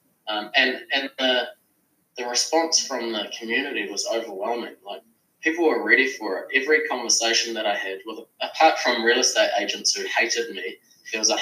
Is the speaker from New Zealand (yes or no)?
yes; Kapiti Coast, Wellington, New Zealand; I am from the Kapiti Coast, north of Wellington